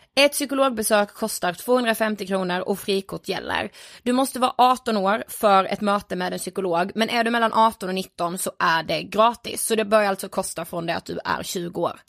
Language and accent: Swedish; Blekinge, Sweden; vi är från Blekinge